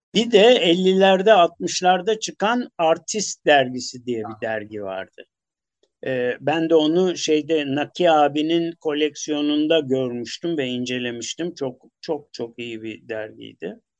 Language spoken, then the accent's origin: Turkish; Istanbul, Turkey; Kadıköylü olduğum için bir de Çamlıca'yı, Acıbadem'i falan bilirim. Yel Değirmeni'nde e, benim çocukluğum geçti.